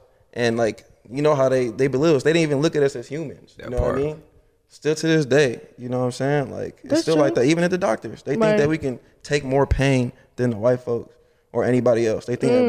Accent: Nigeria; Oh, yeah, I'm Nigerian.

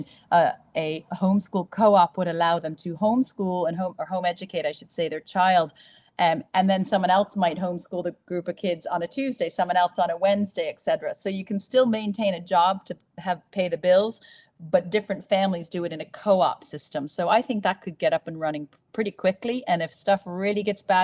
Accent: United States; now in Ireland; I'm from America

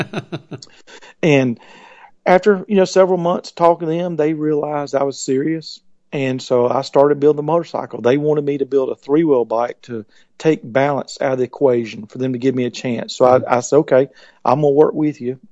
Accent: Columbus, Georgia, United States; I was born in Columbus, Georgia

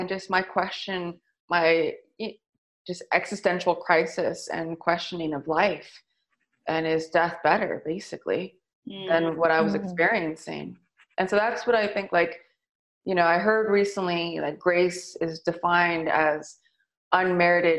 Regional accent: San Francisco, California, United States; growing up in the Excelsior

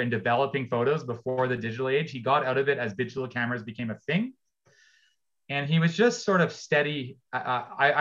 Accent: Ontario, Canada; I grew up in Ontario

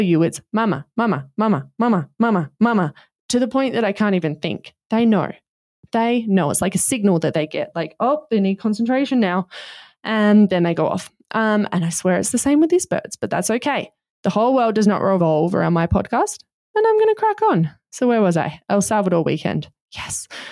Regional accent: Australia; We're Australian.

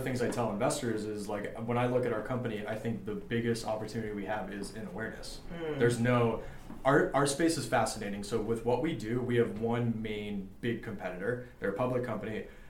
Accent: Los Angeles, California, United States; Yeah, I'm born and raised

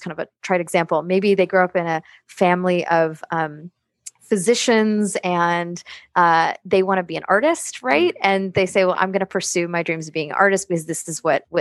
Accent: United States; I'm an American. I grew up in this culture

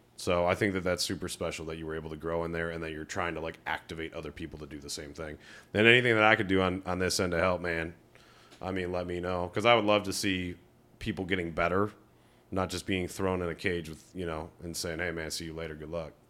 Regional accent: Rocky River, Ohio, United States; moved away; I come from Rocky River, Ohio. In twenty eleven or twelve, it was like the third least diverse city. That was when I graduated high school

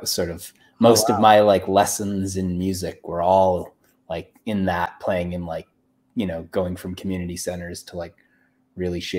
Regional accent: Calgary, Alberta, Canada; moved away; also born or lived in Vancouver; I grew up in Calgary, which it's not Tennessee, but like there's a lot of country music there

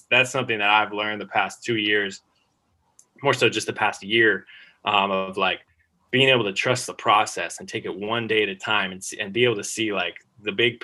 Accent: United States; moved away as an adult; also born or lived in Australia; being an American in Australia

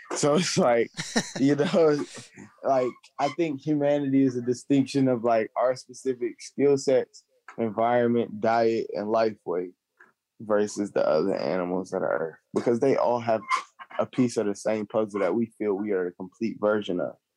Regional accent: Charlotte, North Carolina, United States; also born or lived in Columbia area, South Carolina; I'm from Charlotte, North Carolina

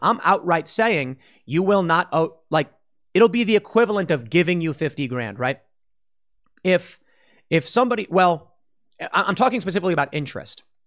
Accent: Chicago, Illinois, United States; moved away; I was from the South Side.

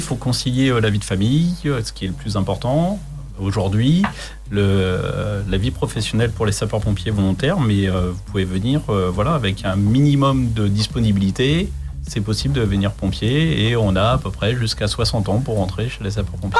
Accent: Chartres, Centre-Val de Loire, France; moved away as an adult; je ne suis pas originaire d'ici. Je suis de Chartres, en Eure-et-Loire.

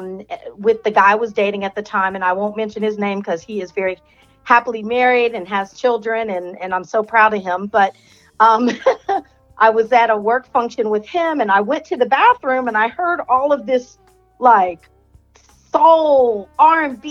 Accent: Springfield, Ohio, United States; moved away as an adult; also born or lived in Hawaii; I'm originally from Springfield, Ohio, small town, and affectionately known as the Field

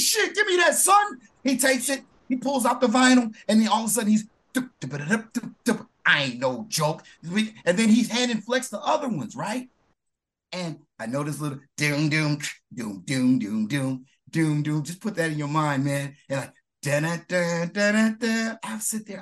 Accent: Michigan, United States; moved away as an adult; also born or lived in Newark, New Jersey / Orlando, Florida; I'm from Michigan

